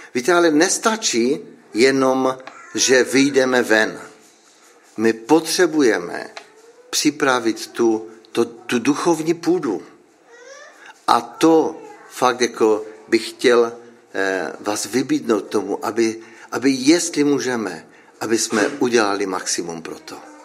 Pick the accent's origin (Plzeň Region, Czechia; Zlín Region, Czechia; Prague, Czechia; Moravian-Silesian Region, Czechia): Moravian-Silesian Region, Czechia; Frýdek-Místek; já nejsem z Frýdku, já jsem z Místku.